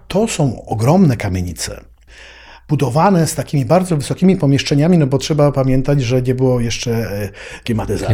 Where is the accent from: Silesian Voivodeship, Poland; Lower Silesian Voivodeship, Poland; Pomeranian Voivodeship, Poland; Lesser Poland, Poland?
Lesser Poland, Poland; Kraków; also born or lived in Havana; ja się wychowałem w takim solarze w Krakowie